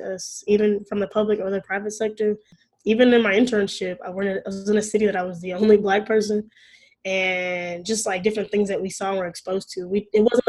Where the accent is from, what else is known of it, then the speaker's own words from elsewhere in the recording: Arlington, Texas, United States; I'm from Arlington, Texas, which is in the Dallas-Fort Worth Metroplex, North Texas area.